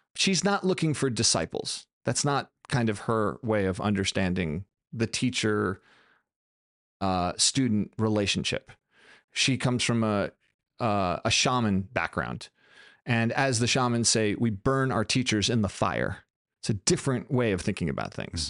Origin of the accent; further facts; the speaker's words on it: United States; I'm American